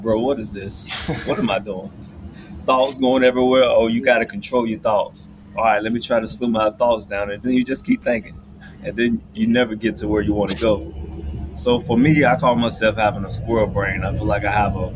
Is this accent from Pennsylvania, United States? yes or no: no; North Carolina, United States; moved away as an adult; also born or lived in Greensboro, North Carolina; now in Atlanta, United States; grew up in North Carolina